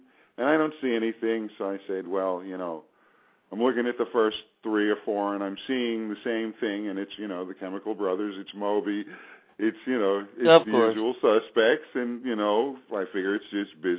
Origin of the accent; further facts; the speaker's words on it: New York City, New York, United States; moved away; we're both originally from Staten Island, New York